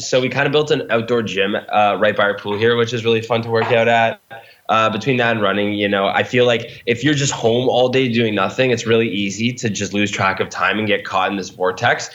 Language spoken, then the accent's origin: English; Canada; now in Los Angeles, United States; we're from Canada originally.